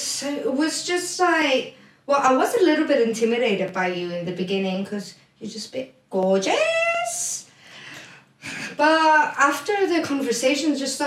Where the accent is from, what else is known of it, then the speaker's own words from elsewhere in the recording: Cyprus; moved away as an adult; also born or lived in United States; I'm from Cyprus, but I lived a little bit of everywhere. I was in the States for about 4 or 5 years